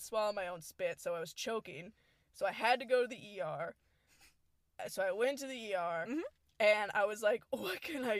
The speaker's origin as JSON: {"language": "English", "town": "Houston", "region": "Texas", "country": "United States", "said": "We are from Houston"}